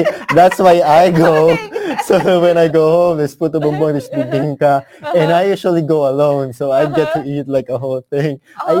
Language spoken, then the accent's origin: English; Philippines; moved away; us in like Cavite and Manila